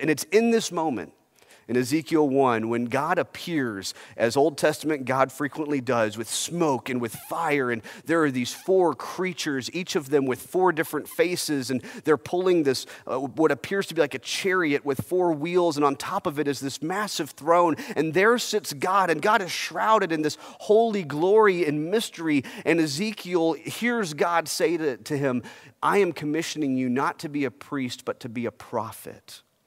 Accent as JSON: {"language": "English", "country": "United States", "tie": "born or raised there", "said": "As a kid growing up in America"}